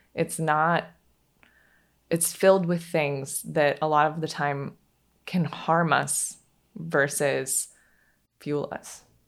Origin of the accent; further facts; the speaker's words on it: Pacific Northwest, United States; now in Charleston, United States; I grew up in the Pacific Northwest, and I just had a really free childhood